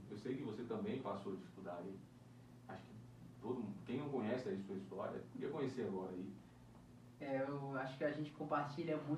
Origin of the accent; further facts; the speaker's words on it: Northeast Region, Brazil; now in Brasília, Brazil; E eu e você, cara, a gente veio lá, lá do Nordeste, né?